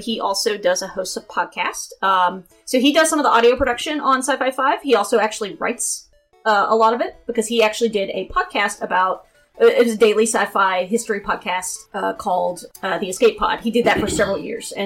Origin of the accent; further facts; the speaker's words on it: Maryville, Tennessee, United States; accent: Tennessee; Maryville. Maryville. Maryville, Tennessee. It's where I grew up.